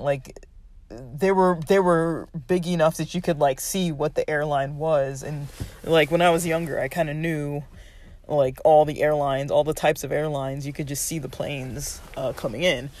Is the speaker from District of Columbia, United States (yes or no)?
no; Los Angeles, California, United States; now in Southern California, United States; I grew up in Los Angeles